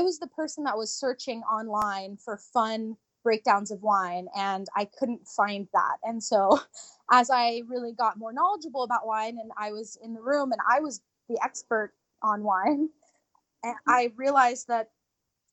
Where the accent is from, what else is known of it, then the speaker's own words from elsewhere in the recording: Japan; moved away; I was born in Japan